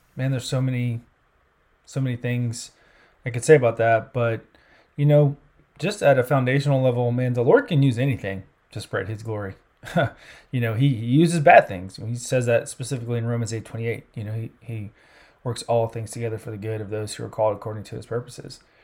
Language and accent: English; South Carolina, United States; moved away as an adult; also born or lived in California / Central Europe; now in Indianapolis, United States; I'm originally from South Carolina. Grew up down there, you know, consider myself a Southern boy at heart.